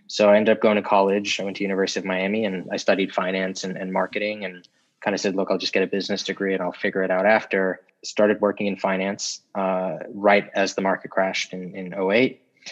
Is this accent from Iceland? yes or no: no; South Africa; also born or lived in Florida, United States; now in New York, United States; I'm originally from South Africa, actually, and we moved to the U.S. We left and moved here in 2000